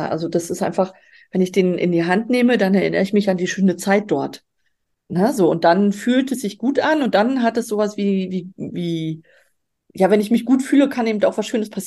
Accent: Baltic coast, Germany; Also ich bin dort an der Ostsee groß geworden. Insofern ähm, habe ich da äh, meine Wurzeln, meine ursprünglichen.

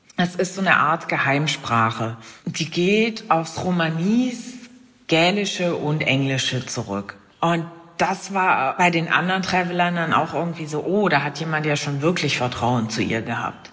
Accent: Germany; hier bei uns in Deutschland

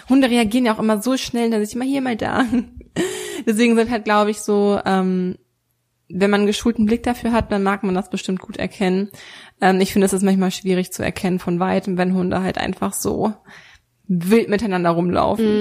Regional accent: Germany; hier bei uns in Deutschland

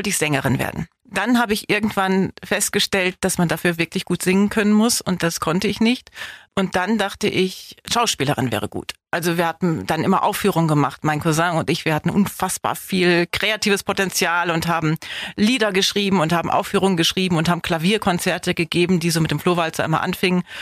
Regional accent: Wallenhorst, Lower Saxony, Germany; now in Biberach, Germany; Osnabrück in einem schönen Ort namens Wallenhorst. Das hatte so 20.000 Einwohner

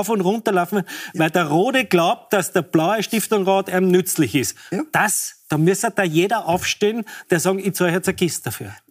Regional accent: Salzburg, Austria; Bei uns in Salzburg haben wir immer gesagt, das ganze Schlechte kommt von Oberösterreich.

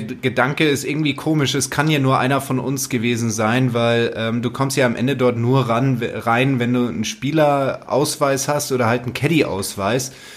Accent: Germany; bei uns in Deutschland

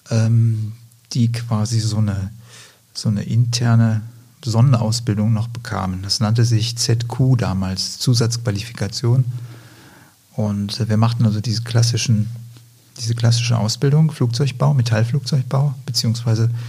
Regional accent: Lower Saxony, Germany; also born or lived in Greece; Aufgewachsen bin ich in Griechenland, in Deutschland, später dann auch. Ich habe in, in Deutschland 1985 mein Abitur gemacht in der Nähe von Hamburg, südlich von Hamburg, in Niedersachsen.

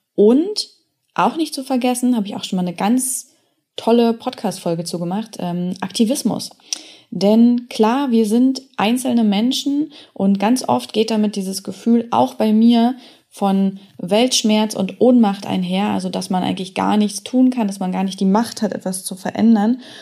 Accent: Germany; ich bin in Deutschland aufgewachsen

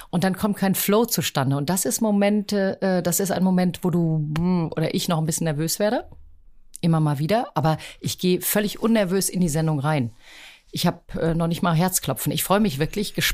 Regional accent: Rüsselsheim, Hesse, Germany; born there; now in Hamburg, Germany; Ich bin, wie du sagst, in Rüsselsheim geboren, aber ähm, Hamburg war so ein Sehnsuchtsort meines Vaters.

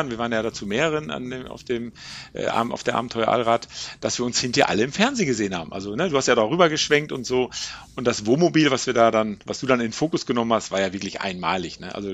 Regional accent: Ennigerloh, North Rhine-Westphalia, Germany; Ich komme äh, aus Ennigerloh, äh, also, Warndorf.

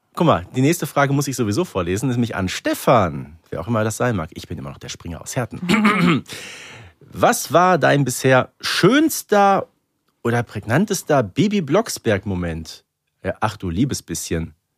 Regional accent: Herten, North Rhine-Westphalia, Germany; ich komme aus Herten

